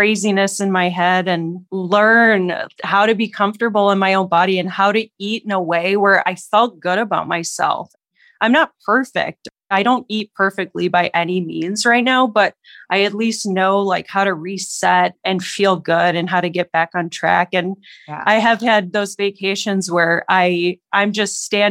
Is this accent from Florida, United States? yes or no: no; Minnesota, United States; now in Denver, United States; I am living in Denver, Colorado right now. I'm originally from Minnesota